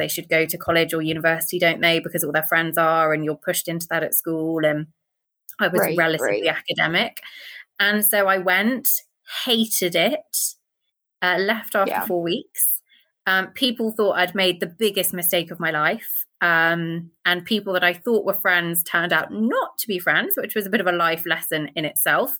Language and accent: English; near Blenheim, near Oxford, South East England, United Kingdom; I grew up in the UK, basically in the Midlands